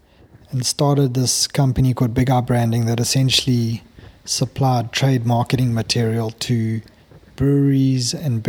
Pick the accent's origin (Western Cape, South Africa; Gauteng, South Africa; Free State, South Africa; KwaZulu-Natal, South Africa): KwaZulu-Natal, South Africa; Zululand; moved away as an adult; also born or lived in Scotland / Zambia; I grew up in, born and bred in Zululand, went to school in the Midlands, I went to Maritzburg Varsity, and then headed overseas where I studied in Scotland, and then lived in a number of countries overseas